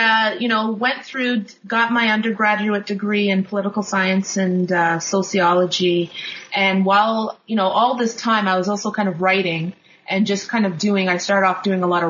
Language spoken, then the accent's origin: English; Kingston, Ontario, Canada; I grew up in Kingston, Ontario, which is about 3 hours, it's a 3-hour drive east of Toronto, Ontario, and also grew up actually outside on the outskirts of Kingston, so I grew up in a very rural area. I lived there till I was 18.